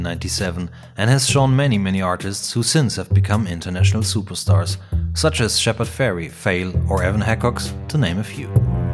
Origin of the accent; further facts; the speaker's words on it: Hamburg, Germany; we're from Hamburg up north